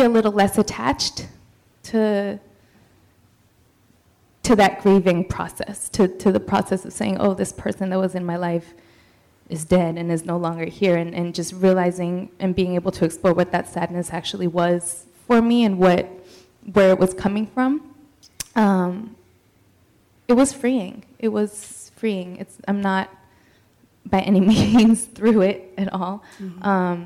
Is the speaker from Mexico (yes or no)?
yes; Mexico; moved away; I'm from Mexico. I was born in Mexico, but she was my living root still in Mexico.